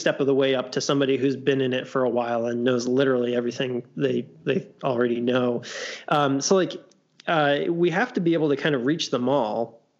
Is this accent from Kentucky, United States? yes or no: yes; Louisville, Kentucky, United States; we're from Louisville. Like we can't quite be sure if we're Midwest or South or what.